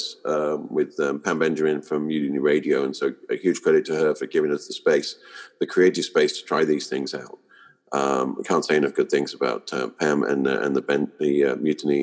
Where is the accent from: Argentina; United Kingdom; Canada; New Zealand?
United Kingdom; moved away as an adult; now in Bay Area, United States; I'm British, but I live here in the Bay Area